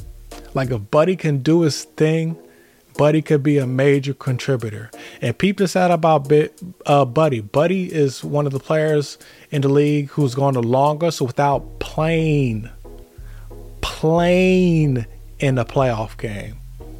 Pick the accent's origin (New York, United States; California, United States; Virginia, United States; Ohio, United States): California, United States; Pasadena; my hometown, Pasadena.